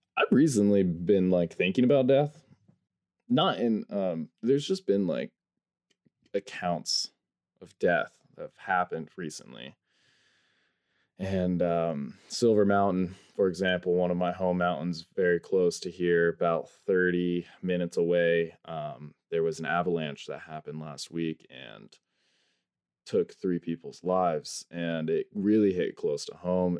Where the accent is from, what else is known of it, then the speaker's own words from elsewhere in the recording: North Idaho, United States; I am from North Idaho, up here in the U S A.